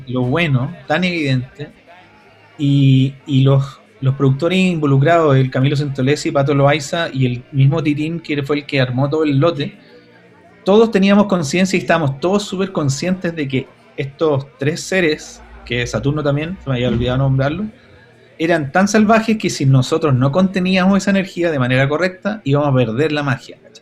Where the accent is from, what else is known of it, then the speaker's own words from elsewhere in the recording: Santiago, Santiago Metropolitan Region, Chile; yo soy de Gran Avenida también